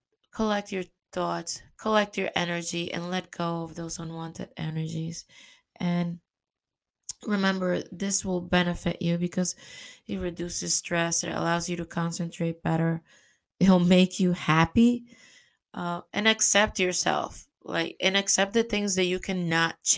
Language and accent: English; New York, United States; moved away; also born or lived in Caribbean; I love New York. It's my hometown.